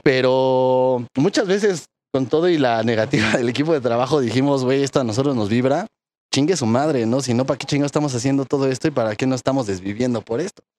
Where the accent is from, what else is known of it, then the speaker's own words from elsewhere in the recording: Mexico City, Mexico; efectivamente no venimos de Tepito, ¿no? Pero no venimos tampoco de- del barrio más fresco de la Ciudad de México